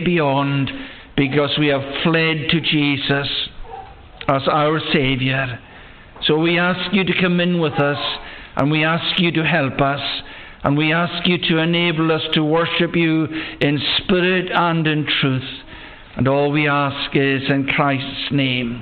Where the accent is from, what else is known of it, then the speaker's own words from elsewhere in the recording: Loch Broom, West Coast of Scotland, United Kingdom; I was born and bred in the West Coast on the farm that's at the head of the loch we know of as Loch Broom